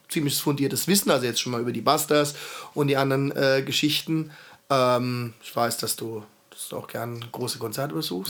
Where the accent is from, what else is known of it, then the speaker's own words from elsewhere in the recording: Heidelberg, Baden-Württemberg, Germany; also born or lived in Schwetzingen; ich bin waschechter Heidelberger, ne? in Heidelberg aufgewachsen